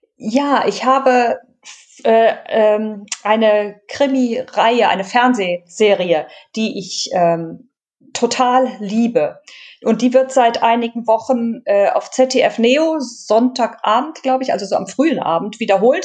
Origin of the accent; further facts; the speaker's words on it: Düsseldorf, North Rhine-Westphalia, Germany; ich bin in der großen Stadt geboren